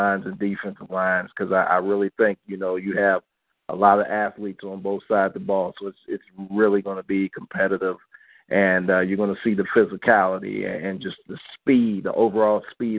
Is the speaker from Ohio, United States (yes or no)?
yes; Ashtabula, Ohio, United States; he's from my hometown, General Urban Meyer, Ashtabula, Ohio.